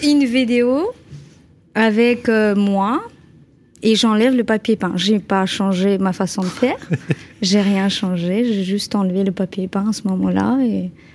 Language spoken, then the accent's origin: French; Normandy, France; je viens de Haute-Normandie